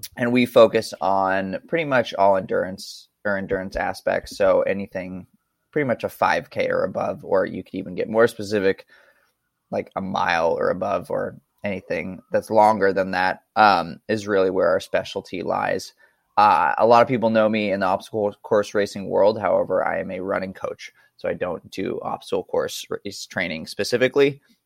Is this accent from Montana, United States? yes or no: yes; Montana, United States; I grew up in Montana.